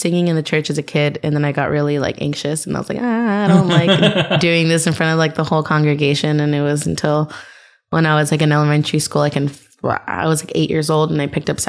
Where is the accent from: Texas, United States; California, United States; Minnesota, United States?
California, United States; Whittier; I was born in Whittier, which is like the last city of East LA. And then we ended up just moving around a ton.